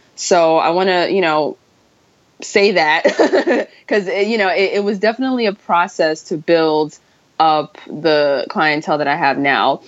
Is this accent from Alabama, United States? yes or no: no; New York, United States; me being a New Yorker